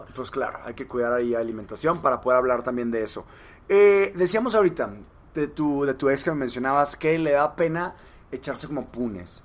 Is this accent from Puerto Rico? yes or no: no; Monterrey, Nuevo León, Mexico; yo soy de Monterrey